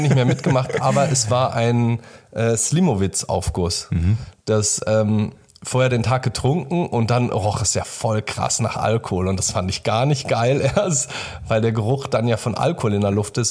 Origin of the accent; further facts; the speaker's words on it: Germany; Wir sind beide hier in Deutschland geboren